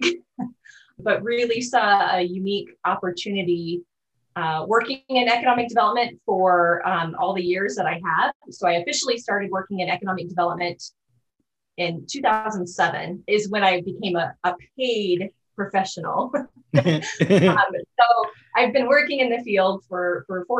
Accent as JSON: {"language": "English", "town": "O'Neill", "region": "Nebraska", "country": "United States", "tie": "born or raised there", "also_born_or_lived": "Boyd County, Nebraska", "said": "I am a lifelong resident of Northeast Nebraska. So I was actually born in O'Neill, attended grade school, junior high in O'Neill"}